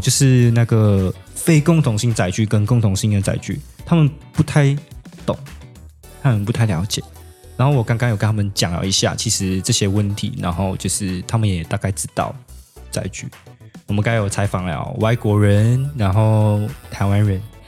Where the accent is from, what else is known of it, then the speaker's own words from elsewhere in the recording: Malaysia; moved away as an adult; now in Tainan, Taiwan; 我是马来西亚人，然后也是南台的学生，然后也是S O S乐团的鼓手